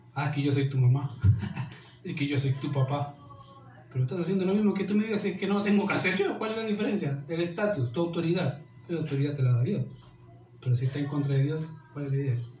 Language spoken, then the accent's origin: Spanish; Chile; como chilenos y como cultura, de iglesia, somos tan, tan poco entendidos o tan buenos para excusarnos